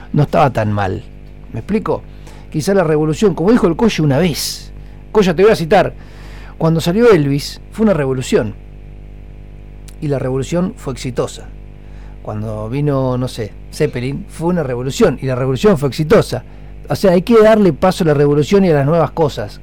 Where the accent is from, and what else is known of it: Argentina